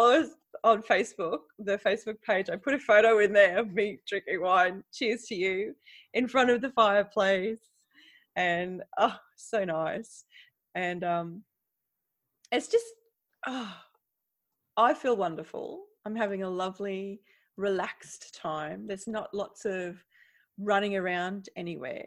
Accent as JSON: {"language": "English", "region": "Queensland", "country": "Australia", "moved": "yes", "lives_now": "Netherlands", "said": "I'm from Queensland"}